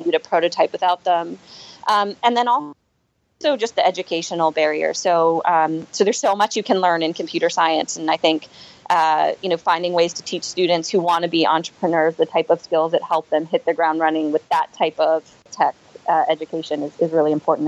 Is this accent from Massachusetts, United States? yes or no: yes; Boston, Massachusetts, United States; moved away as an adult; now in New York, United States; I'm from the Boston area.